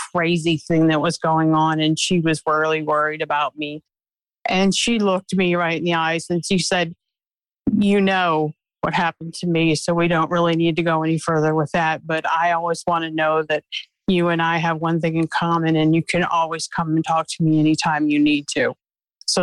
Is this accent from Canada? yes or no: no; Glen Burnie, Maryland, United States; now in Southern Delaware, United States; I'm presently in Southern Delaware. I'm from Maryland. I went to Martin Spalding High School